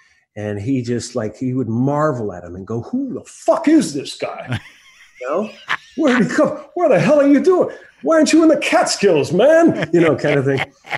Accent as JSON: {"language": "English", "town": "Newmarket", "region": "Ontario", "country": "Canada", "tie": "born there", "said": "I was born in Newmarket, Ontario, which is about, 25 miles north of Toronto."}